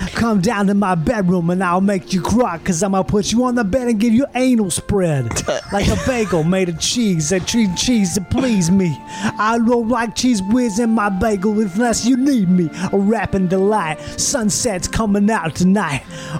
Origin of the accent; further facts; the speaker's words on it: Melbourne, Victoria, Australia; Oh, I'm from Melbourne. Hi.